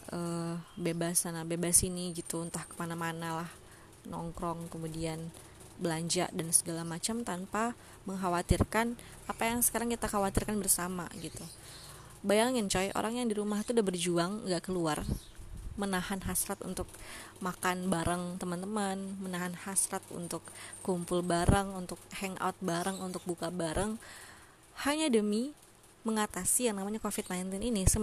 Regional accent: Bengkulu, Indonesia; sama halnya dengan daerahku nih daerahku kebetulan di Bengkulu nih itu memang bisa dibilang masih di under uh, undernya average gitu ya di bawah rata-rata

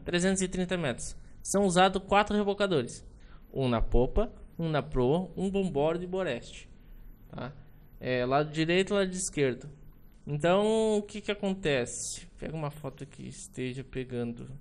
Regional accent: Rio Grande do Sul, Brazil; moved away as an adult; now in Itajaí, Brazil; sou de Rio Grande do Sul

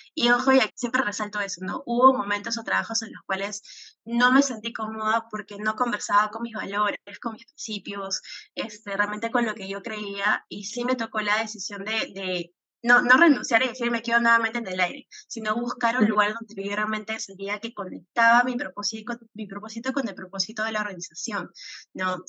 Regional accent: Peru; me considero una peruana eh, muy patriota

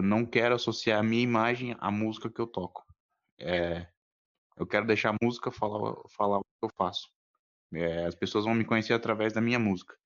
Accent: São Paulo, Brazil; sou aqui de São Paulo

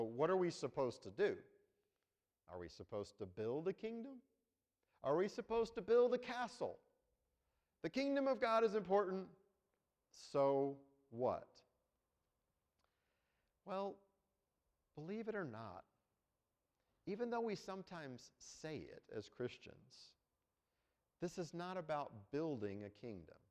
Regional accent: United States; we're Americans. We're from the United States of America

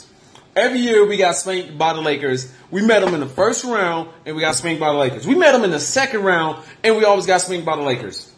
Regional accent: Denver, Colorado, United States; we're from Denver

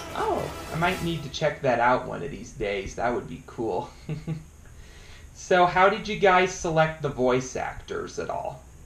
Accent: Estes Park, Colorado, United States; I'm originally from Estes Park, Colorado.

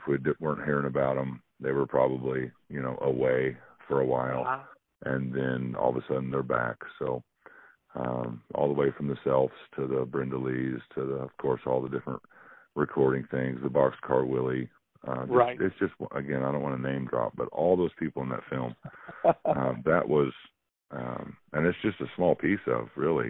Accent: Springfield, United States; I'm more of an import here. I'm from Springfield, but where I live here, if you're not from here, you're an import.

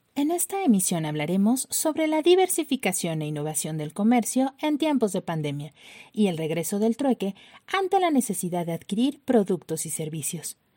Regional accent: Mexico City, Mexico; nuestra ciudad chilanga

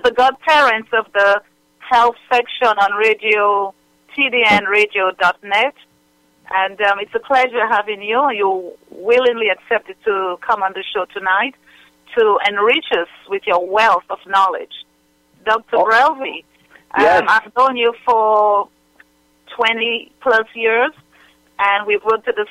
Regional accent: Dominica; also born or lived in England / Newark, New Jersey; now in United States; I was born in England, raised in Dominica

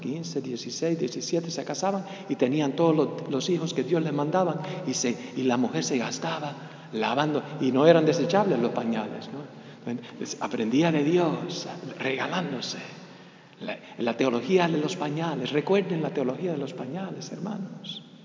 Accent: United States; ya soy medio gringo. Bueno, completamente gringo, nací, nací aquí, de papás, de cepa cubano, cepa cubana, pichón de, de, cubano

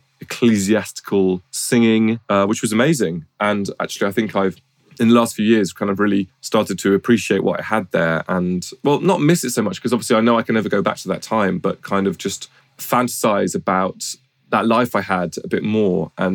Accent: England, United Kingdom; also born or lived in France / Ely; when we moved to England from France, where I was born

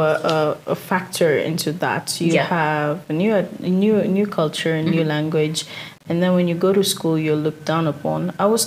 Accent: Nairobi, Kenya; now in Denmark; Born and raised in Nairobi.

